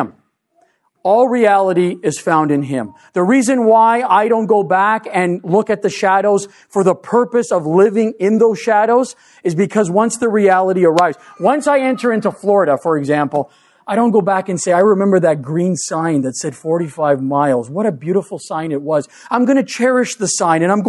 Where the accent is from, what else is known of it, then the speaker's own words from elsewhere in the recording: Canada; being Canadian